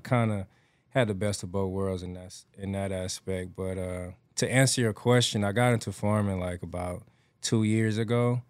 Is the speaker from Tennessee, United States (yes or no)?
no; Atlanta, Georgia, United States; moved away; I grew up raised in Atlanta, Georgia